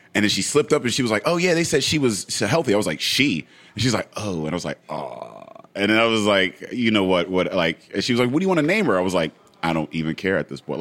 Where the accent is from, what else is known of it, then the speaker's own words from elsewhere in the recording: Braddock, Pennsylvania, United States; I grew up in Braddock, um, and we we had a house